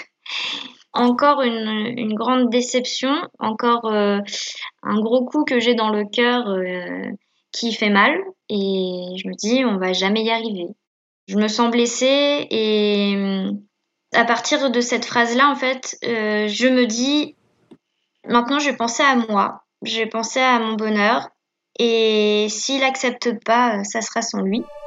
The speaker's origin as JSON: {"language": "French", "town": "Caen", "region": "Normandy", "country": "France", "tie": "born or raised there", "said": "je suis née à Caen, j'ai grandi à Caen"}